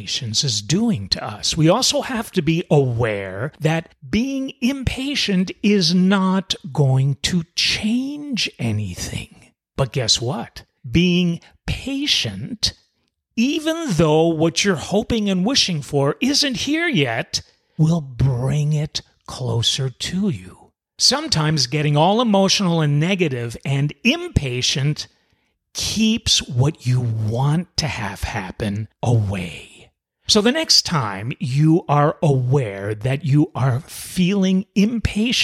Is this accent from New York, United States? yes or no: yes; New York City, New York, United States; moved away; You might already know I'm originally from New York City. And us New York City folks have it in our DNA to not be very patient.